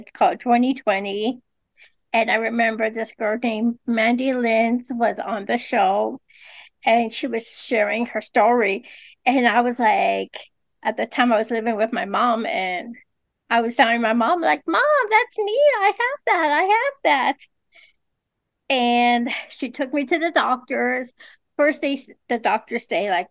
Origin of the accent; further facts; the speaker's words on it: Los Angeles, California, United States; I'm from California, Los Angeles